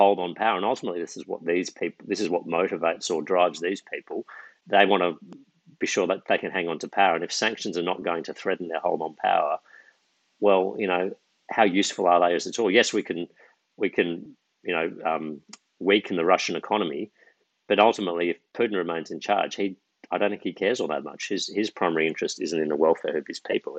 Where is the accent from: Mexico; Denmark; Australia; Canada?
Australia; as an Australian